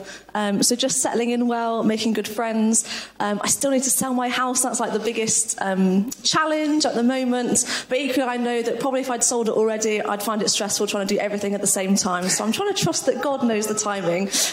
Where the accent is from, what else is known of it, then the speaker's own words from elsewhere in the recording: Teignmouth, South West England, United Kingdom; moved away; I grew up nearby to there. I grew up in Tynmouth